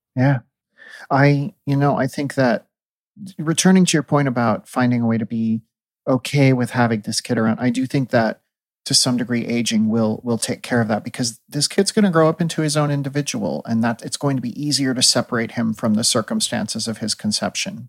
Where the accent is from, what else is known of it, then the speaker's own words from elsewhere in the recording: Midwest, United States; as a Midwesterner